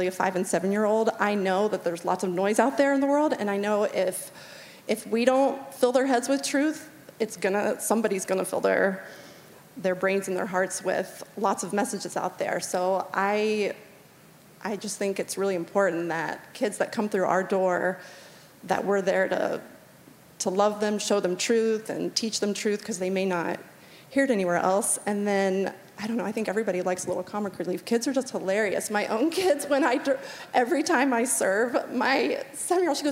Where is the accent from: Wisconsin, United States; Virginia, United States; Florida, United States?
Virginia, United States; moved away as an adult; I grew up in Virginia, and then I moved out here in 2000